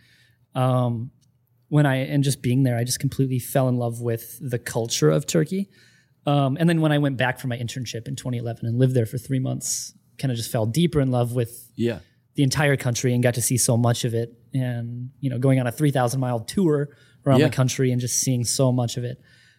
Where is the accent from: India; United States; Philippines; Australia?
Philippines; Angeles, Central Luzon; born there; Oh, I was born in the Philippines.